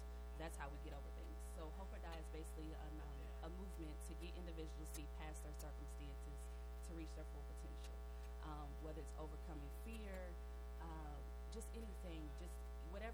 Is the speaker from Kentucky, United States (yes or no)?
yes; Louisville, Kentucky, United States; accent: New York; moved away as an adult; also born or lived in New York; I grew up in the West End. I grew up in Village West